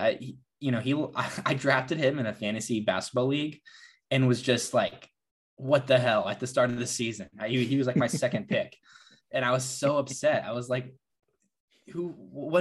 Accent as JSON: {"language": "English", "town": "Orlando", "region": "Florida", "country": "United States", "tie": "born or raised there", "said": "My hometown Magic"}